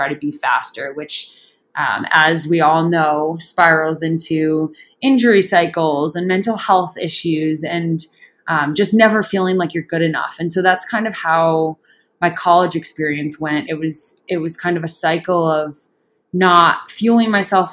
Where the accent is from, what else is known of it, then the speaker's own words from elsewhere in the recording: upstate New York, United States; moved away as an adult; also born or lived in Clemson, South Carolina; now in Boulder, United States; I grew up on the East Coast in upstate New York, the non-city part of the state